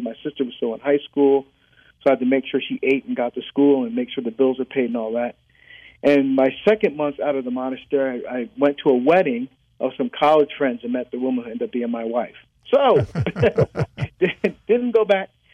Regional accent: New Jersey, United States; also born or lived in Barbados; my family were from Barbados. That's where I was born. We immigrated to the United States. I grew up in New Jersey

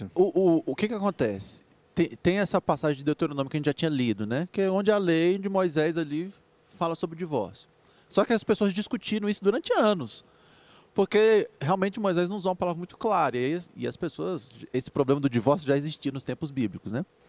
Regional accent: Brazil; nós como brasileiros que somos

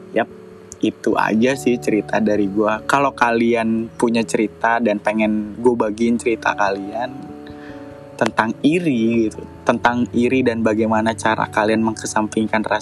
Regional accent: Bekasi, West Java, Indonesia; born there; gue lahir di Bekasi 27 April 1993.

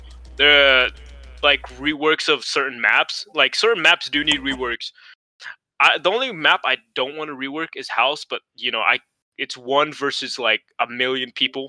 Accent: Thailand; you know I was born in Thailand, so I'm like you know I'm a citizen.

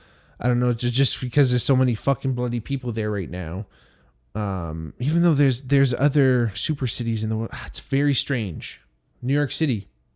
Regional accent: Hamilton, Ontario, Canada; I grew up also in Hamilton. There's a lot of Italians here in Hamilton that I grew up

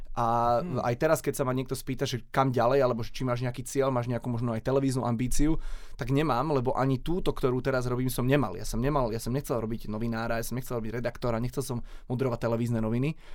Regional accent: Šaľa, Nitra Region, Slovakia; v Šali, odkiaľ pochádzam

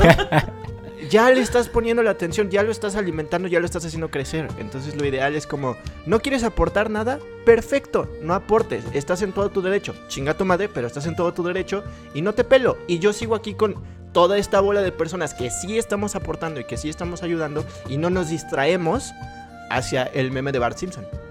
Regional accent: Mexico; todos los mexicanos somos

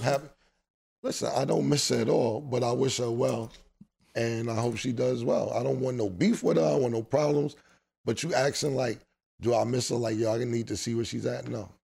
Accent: New York City, New York, United States; I grew up in Harlem my whole life

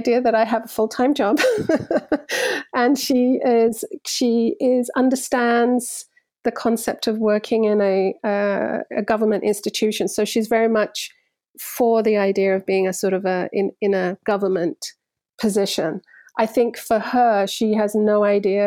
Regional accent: London, United Kingdom; also born or lived in Cyprus; I grew up in London in an immigrant community.

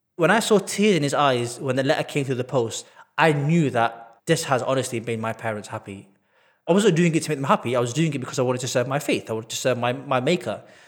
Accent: Manchester, North West England, United Kingdom; I was born and bred in Manchester.

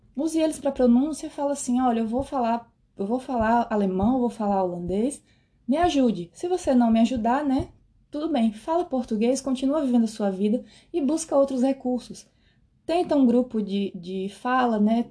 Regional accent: Brazil; moved away as an adult; now in Netherlands

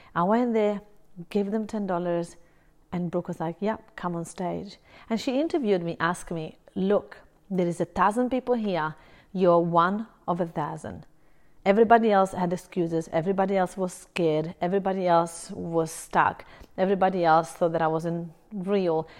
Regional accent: Italy; now in Brisbane, Australia; I'm originally from Italy. I live in Australia, in Brisbane

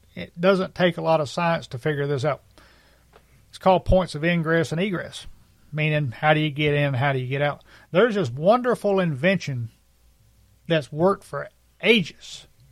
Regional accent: United States; as American citizens

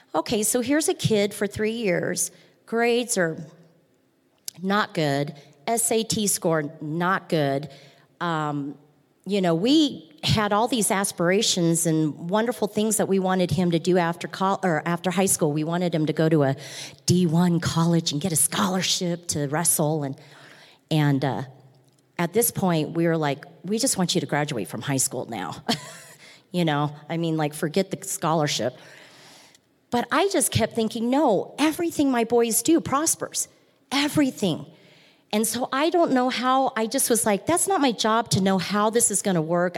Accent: Nebraska, United States; I'm from Nebraska. I'm a big Husker fan. We grew up big Husker fans in my family

